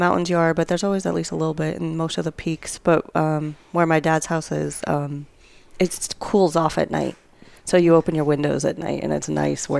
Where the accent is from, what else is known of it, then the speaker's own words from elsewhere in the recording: Montana, United States; moved away as an adult; also born or lived in Livingston, Montana / Bozeman, Montana / Great Falls, Montana / Salt Lake City, Utah; now in San Angelo, United States; I'm from Montana.